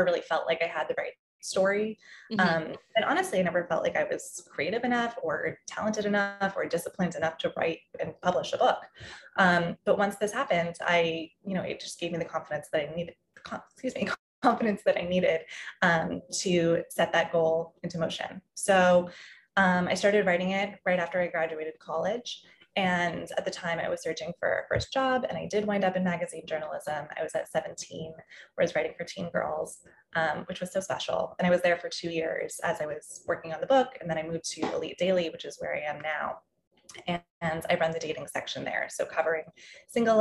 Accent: Massachusetts, United States; moved away as an adult; now in New York, United States; I grew up in Massachusetts, like you said, and I always wanted to move to New York. And so I was really lucky when I was 18, I got to move here

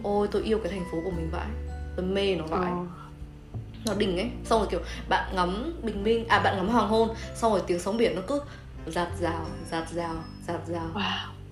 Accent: Haiphong, Vietnam; quê hương của chúng tôi

